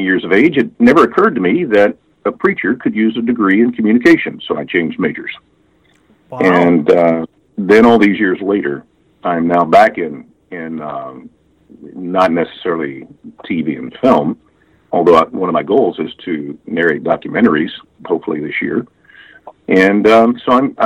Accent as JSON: {"language": "English", "town": "Memphis", "region": "Tennessee", "country": "United States", "accent": "Southern", "moved": "yes", "lives_now": "Midwest, United States", "said": "I am from Memphis, Tennessee originally"}